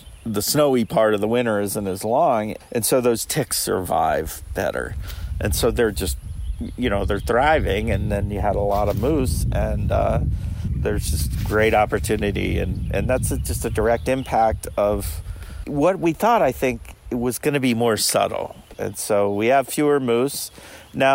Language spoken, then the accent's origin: English; New Hampshire, United States; You know, what I learned in my home state of New Hampshire